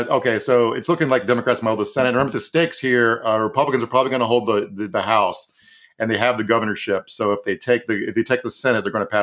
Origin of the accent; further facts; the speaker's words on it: Virginia, United States; I want to talk about my home state of Virginia real quick.